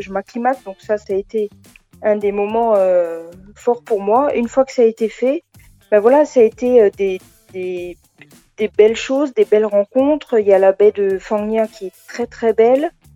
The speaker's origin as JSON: {"language": "French", "country": "France", "said": "chez nous en France, en Europe"}